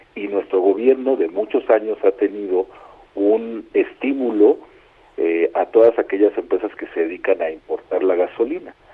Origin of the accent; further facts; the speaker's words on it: Mexico; Como muchos mexicanos